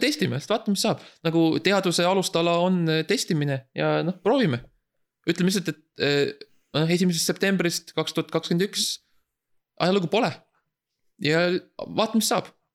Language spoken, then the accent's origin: Estonian; Estonia; moved away as an adult; now in Germany; ma olen siiski eestlane, ega ma ei kaota ära seda eestlust, ma ikkagi räägin eesti keeles